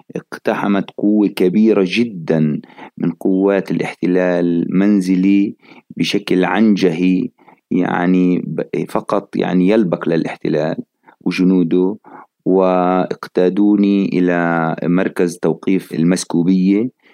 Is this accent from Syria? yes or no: no; Jerusalem, Palestine; مدينتي مدينة القدس الحبيبة واللي أنا بعشقها جدا